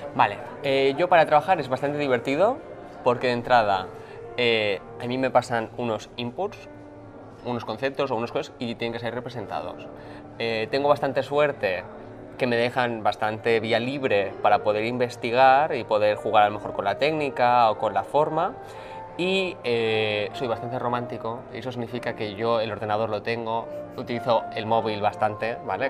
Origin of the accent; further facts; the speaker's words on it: Barcelona, Catalonia, Spain; soy de Barcelona